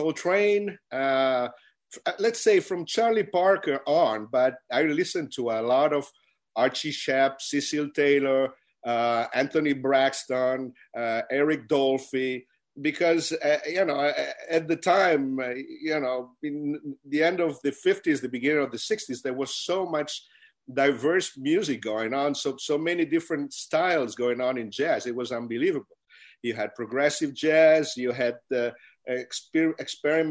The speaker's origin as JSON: {"language": "English", "town": "Milan", "region": "Lombardy", "country": "Italy", "tie": "born or raised there", "said": "I was born and raised in Milan, Italy."}